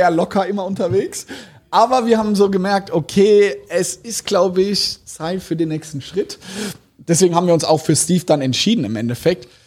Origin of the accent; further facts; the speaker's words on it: Germany; also wir als Deutsche, das ist unvorstellbar.